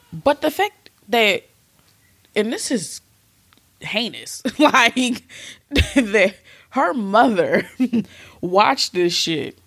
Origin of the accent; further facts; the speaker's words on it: Philadelphia, Pennsylvania, United States; We're from Philly